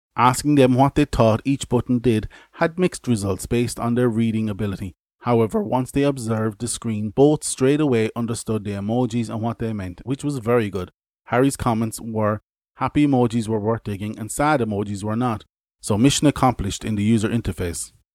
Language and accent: English; Ireland; I'm Irish.